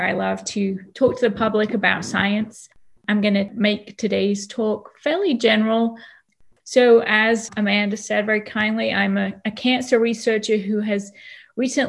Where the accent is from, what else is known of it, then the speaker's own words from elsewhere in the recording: Nantwich, North West England, United Kingdom; accent: British; moved away as an adult; also born or lived in Oxford / London; now in Louisville, United States; As you can probably hear, I have an accent a little bit. And so I'm British. I was born in a town called Nantwich, which is in the northwest of England